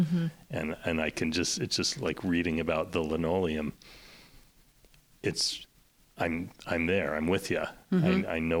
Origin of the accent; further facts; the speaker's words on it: Seattle, Washington, United States; I grew up in West Seattle, basically.